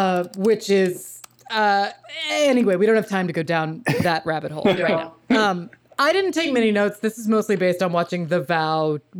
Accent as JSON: {"language": "English", "region": "New York", "country": "United States", "said": "So as a New Yorker, it is my duty to name one of New York State's very own cults"}